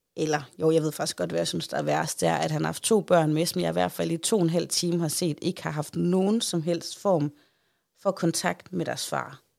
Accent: Central Denmark Region, Denmark; hjemme i Holme

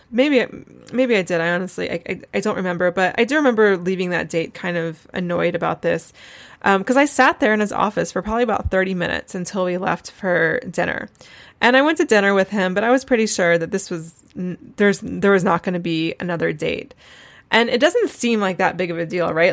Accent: Asheville, North Carolina, United States; moved away as an adult; also born or lived in Columbia, South Carolina / Jerusalem / Charleston, South Carolina; I grew up in Asheville, which is only five hours away from Charleston, and I was actually born in Columbia, South Carolina, never really lived there

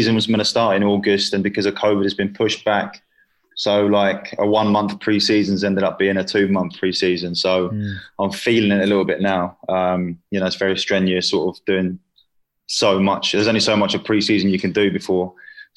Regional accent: South East England, United Kingdom; moved away as an adult; also born or lived in Sweden; now in Malaysia; I sort of moved to England when I was in year one at school

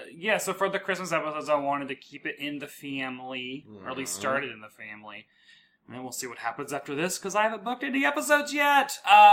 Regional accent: the South, United States; I'm from the South, so who claims this?

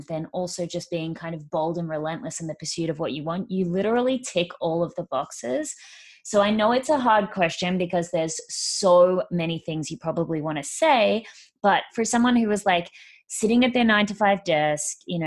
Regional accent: Perth, Western Australia, Australia; moved away; I'm from Perth originally

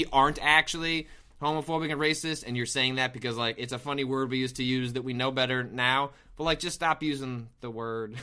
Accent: outside of Chicago, Illinois, United States; I didn't grow up in Chicago, I grew up outside of Chicago

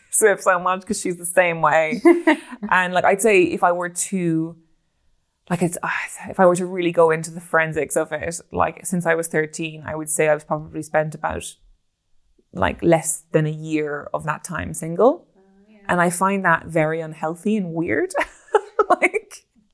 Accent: Ireland; as an Irish woman

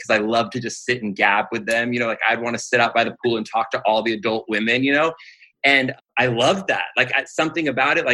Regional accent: Pasadena, California, United States; I grew up in the Pasadena area.

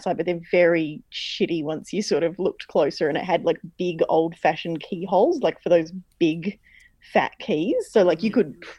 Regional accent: Fremantle, Western Australia, Australia; born there; born in Fremantle, so I was born there. I'm allowed to say whatever I like about it.

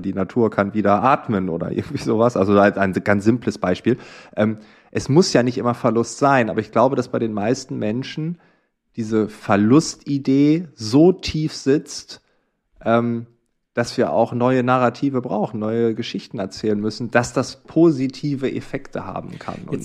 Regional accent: East Frisia, Lower Saxony, Germany; Ich komme aus Ostfriesland, da in einem Dorf

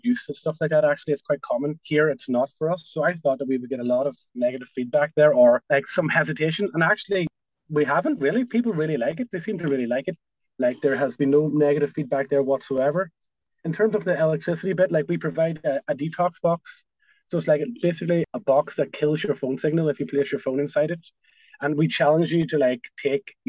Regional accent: Ireland; us as Irish people

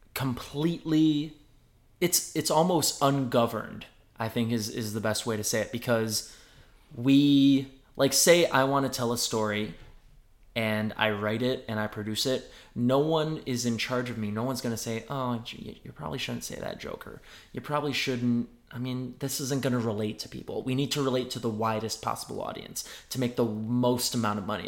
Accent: just outside of Detroit, Michigan, United States; moved away as an adult; now in New York, United States; I'm from Michigan, just outside of Detroit

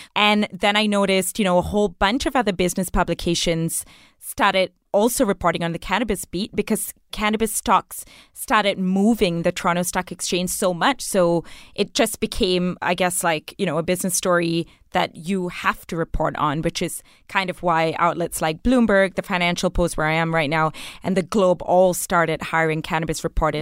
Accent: Malaysia; now in Canada; I grew up in Malaysia

